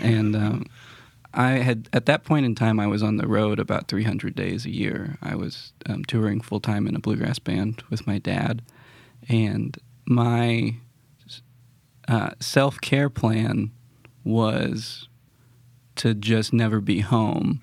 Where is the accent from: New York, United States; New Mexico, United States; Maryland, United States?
New Mexico, United States; also born or lived in Colorado; now in Nashville, United States; I grew up in New Mexico and then Colorado playing bluegrass